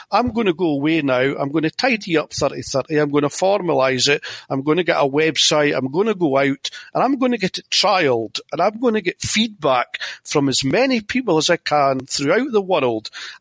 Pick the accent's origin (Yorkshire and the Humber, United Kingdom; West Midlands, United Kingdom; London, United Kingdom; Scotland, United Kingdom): Scotland, United Kingdom; being Scottish